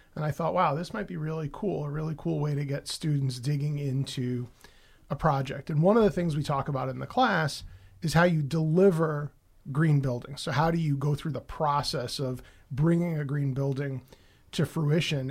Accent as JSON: {"language": "English", "town": "New York City", "region": "New York", "country": "United States", "tie": "born or raised there", "moved": "yes", "said": "I grew up in the Bronx."}